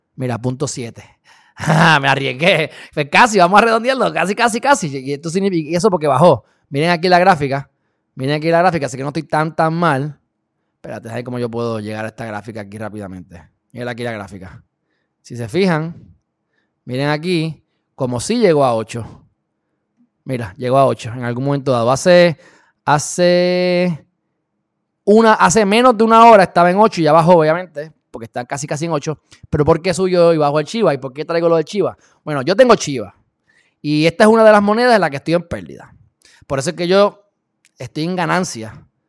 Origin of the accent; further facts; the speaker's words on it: Puerto Rico; Yo soy puertorriqueño, mi papá es cubano, pero yo soy hijo del planeta Tierra